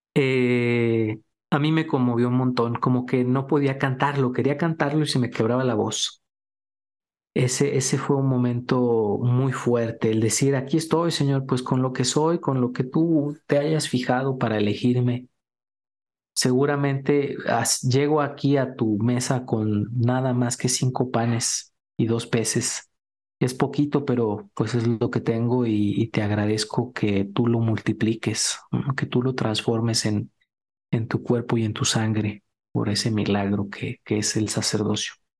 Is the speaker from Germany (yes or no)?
no; Durango, Mexico; moved away; cuando vi a Juan Pablo II de niño allá en Durango